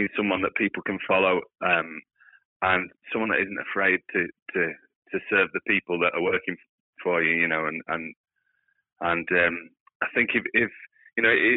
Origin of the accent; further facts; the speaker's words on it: United Kingdom; as a British public